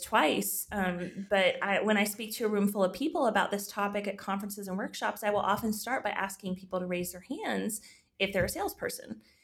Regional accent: Texas, United States; moved away as an adult; also born or lived in Georgia; my home state of Texas

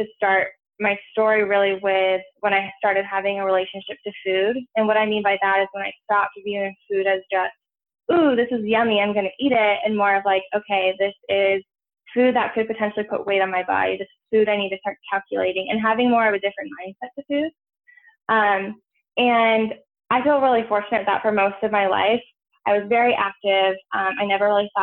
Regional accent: Santa Barbara, California, United States; moved away as an adult; now in San Francisco, United States; I'm originally from California. I grew up on the Central Coast, so around Santa Barbara area

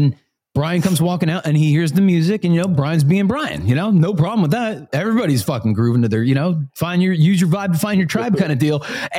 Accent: New Jersey, United States; I'm from South Jersey.

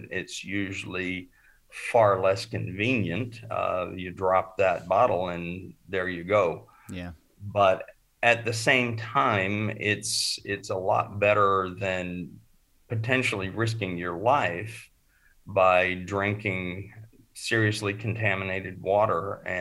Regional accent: Oregon, United States; also born or lived in California / Arizona; and I grew up in Oregon, Northern California, and Arizona

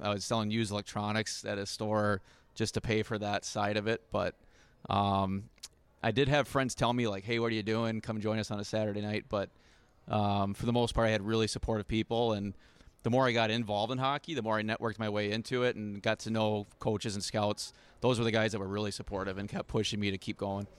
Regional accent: Wisconsin, United States; I'm from Wisconsin

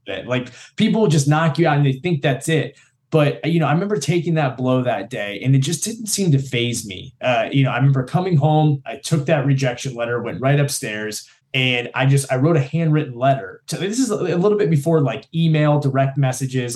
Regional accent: Newport News, Virginia, United States; I was originally from Newport News in the southeast region of Virginia here in the United States

